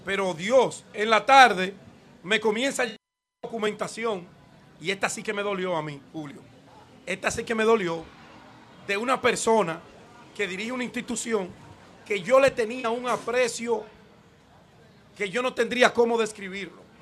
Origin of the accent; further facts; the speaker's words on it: Dominican Republic; parecer es enemigo de la República Dominicana para que sigan con la campaña de descrédito hacia nosotros como dominicanos.